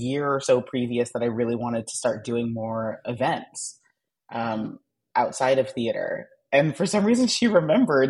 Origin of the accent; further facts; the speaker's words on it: Denver, Colorado, United States; now in New York City, United States; I grew up in Denver, Colorado